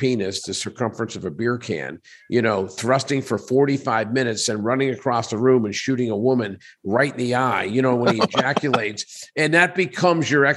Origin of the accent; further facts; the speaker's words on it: Pittsburgh, Pennsylvania, United States; now in Las Vegas, United States; I'm from Pittsburgh.